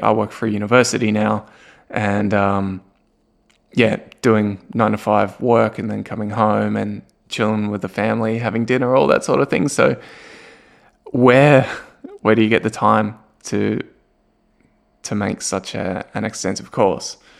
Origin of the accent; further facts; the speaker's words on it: Australia; moved away as an adult; also born or lived in Germany; now in Newcastle, Australia; my family and I, we moved from Germany, which we lived there for eight years, and we moved back to Australia, but to a new city, to Newcastle